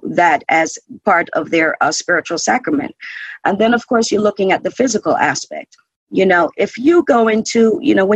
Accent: Jamaica; now in United States; I'm originally from Jamaica, so I know firsthand from living in Jamaica

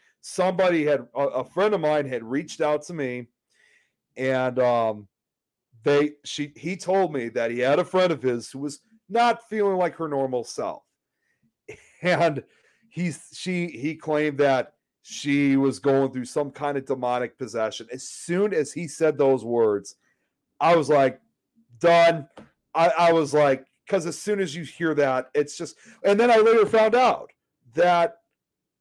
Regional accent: Illinois, United States; also born or lived in Chicago; I'm from Illinois, as you can see. I live in Chicago

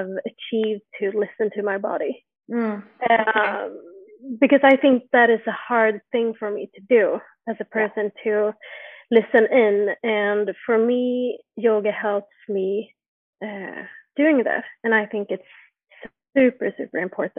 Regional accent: Jönköping, Jönköping County, Sweden; now in Stockholm, Sweden; I'm born and raised in Sweden, in a city called Jönköping

